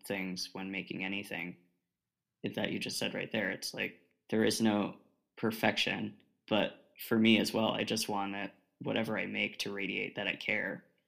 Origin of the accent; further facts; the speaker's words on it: Oregon, United States; moved away as an adult; I'm from Oregon, all the way on the left coast.